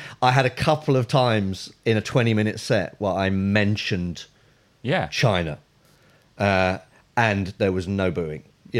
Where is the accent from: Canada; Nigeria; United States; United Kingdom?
Nigeria; I'm actually Nigerian.